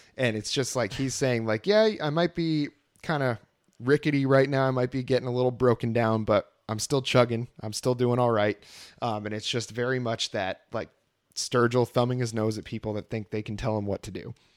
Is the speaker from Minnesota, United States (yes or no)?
no; Vermont, United States; moved away as an adult; also born or lived in Texas; growing up in Vermont, there's tons of bluegrass bands